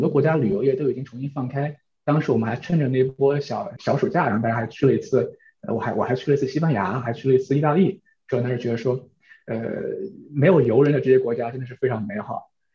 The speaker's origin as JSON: {"language": "Chinese", "country": "China", "also_born_or_lived": "New Zealand", "moved": "yes", "lives_now": "Netherlands", "said": "我们中国人"}